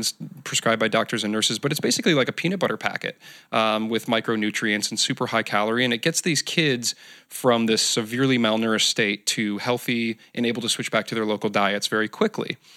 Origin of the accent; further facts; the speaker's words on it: Michigan, United States; now in Southern California, United States; I'm from Michigan